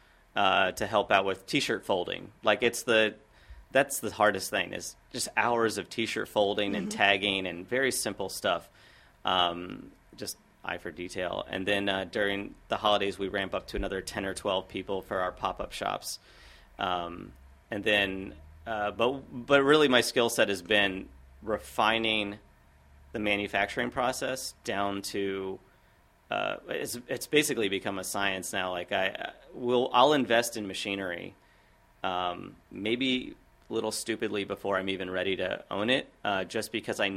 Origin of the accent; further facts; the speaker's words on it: Washington, District of Columbia, United States; I grew up on Capitol Hill around Lincoln Park